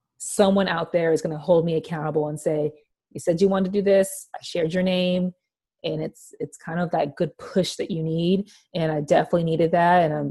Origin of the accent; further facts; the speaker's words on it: California, United States; moved away as an adult; also born or lived in Spokane; now in Seattle, United States; I was homesick being from California